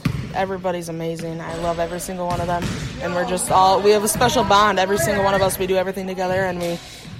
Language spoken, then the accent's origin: English; Pitcher, New York, United States; also born or lived in Wisconsin; I'm from Pitcher, New York, near Cincinnati.